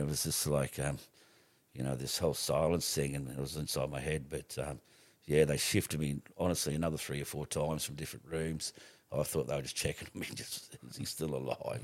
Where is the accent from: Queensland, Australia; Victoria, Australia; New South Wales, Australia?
Queensland, Australia; Rockhampton; also born or lived in Stanage Bay; I was born in Rockhampton, simply born here and, uh, attended, uh, a couple of schools